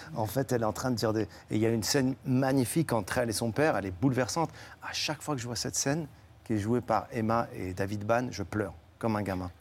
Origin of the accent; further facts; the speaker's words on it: Morocco; now in France; Je suis immigré en France et je suis marocain